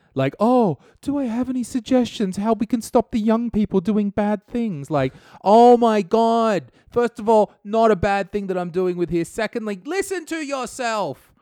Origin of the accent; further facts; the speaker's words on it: Australia; now in Estonia; never one to let the law get in my way as an Australian.